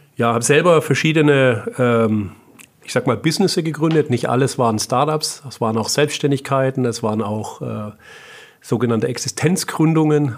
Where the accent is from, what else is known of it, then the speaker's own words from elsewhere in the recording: Böblingen, Baden-Württemberg, Germany; also born or lived in Munich / California; now in Heilbronn, Germany; bin äh, ursprünglich aus Böblingen und jetzt seit äh, drei Jahren aber in, in Heilbronn.